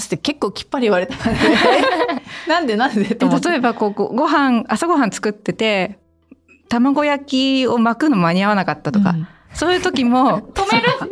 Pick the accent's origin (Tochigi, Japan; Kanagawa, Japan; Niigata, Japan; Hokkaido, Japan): Niigata, Japan; moved away; also born or lived in Yamagata; 実家に帰ってたんですよ新潟の